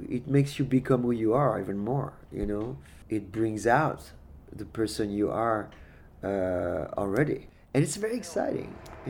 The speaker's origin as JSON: {"language": "English", "town": "Paris", "region": "Île-de-France", "country": "France", "moved": "yes", "lives_now": "Tucson, United States", "said": "I have been living in Tucson for 17 years. I'm originally from Paris, France."}